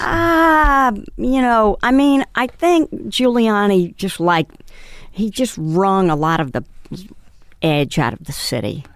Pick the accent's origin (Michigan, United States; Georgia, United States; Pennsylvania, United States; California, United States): Georgia, United States; near Atlanta, rural; moved away; actually not that far from Atlanta, but it was, you know, I grew up on a farm